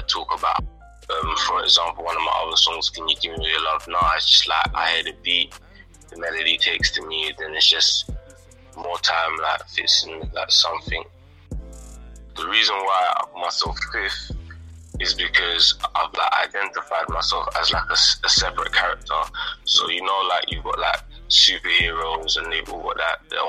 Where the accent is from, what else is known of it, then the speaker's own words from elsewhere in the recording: London, United Kingdom; I'm from the fifth. I grew up in the fifth.